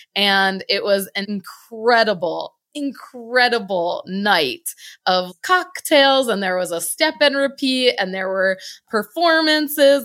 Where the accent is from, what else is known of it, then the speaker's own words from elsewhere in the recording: Connecticut, United States; moved away as an adult; also born or lived in Virginia; I'm originally from Connecticut, born, raised, my whole first eighteen years didn't live anywhere else